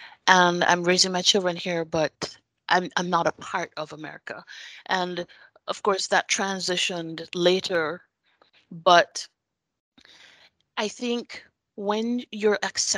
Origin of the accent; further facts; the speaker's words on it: Jamaica; now in United States; being born and raised in Jamaica.